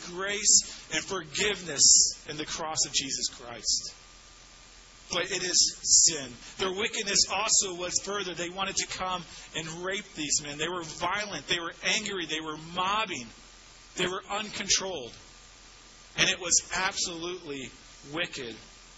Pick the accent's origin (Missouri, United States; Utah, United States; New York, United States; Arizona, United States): Missouri, United States; St. Louis; I grew up in St. Louis in the suburbs, West County